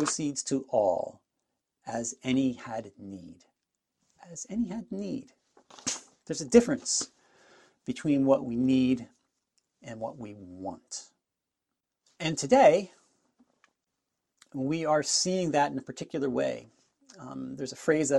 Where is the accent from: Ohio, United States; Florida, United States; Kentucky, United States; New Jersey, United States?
New Jersey, United States; moved away as an adult; now in Niagara Falls, Canada; I am originally from New Jersey, but now I live in Niagara Falls, Ontario, in Canada